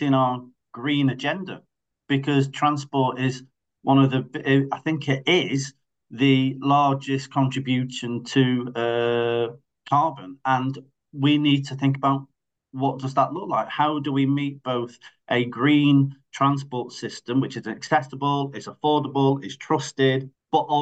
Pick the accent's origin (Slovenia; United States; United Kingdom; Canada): United Kingdom; Greater Manchester, North West England; I live in Greater Manchester, I'm from Greater Manchester